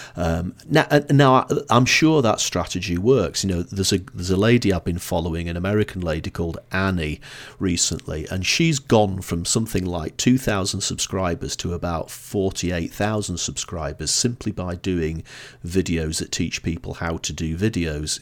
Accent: Blackpool, North West England, United Kingdom; now in Edinburgh, United Kingdom; I'm originally from Blackpool

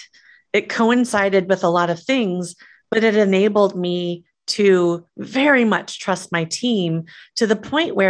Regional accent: Midwest, United States; I grew up in the Midwest

